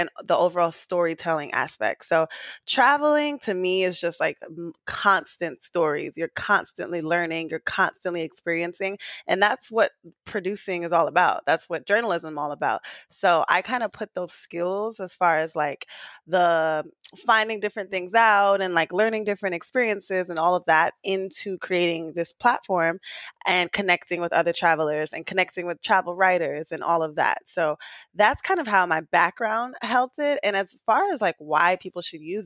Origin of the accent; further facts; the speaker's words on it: New York City, New York, United States; I was born and raised in Queens.